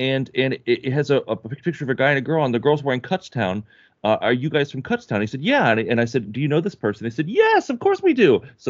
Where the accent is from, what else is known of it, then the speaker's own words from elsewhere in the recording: Florida, United States; moved away; Oh, no. I grew up in Florida.